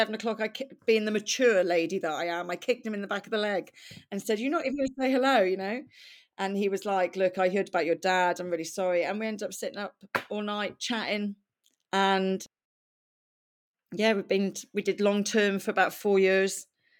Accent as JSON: {"language": "English", "region": "Wales", "country": "United Kingdom", "accent": "Welsh", "said": "So yeah, I used my Welsh accent for quite some time."}